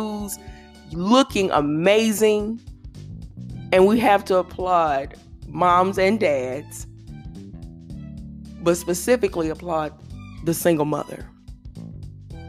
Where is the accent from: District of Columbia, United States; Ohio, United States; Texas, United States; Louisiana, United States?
Louisiana, United States; I'm from Louisiana